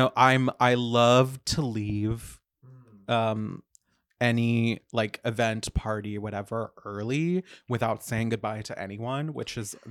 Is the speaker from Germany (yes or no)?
no; Florida, United States; now in New York, United States; I'm from Florida.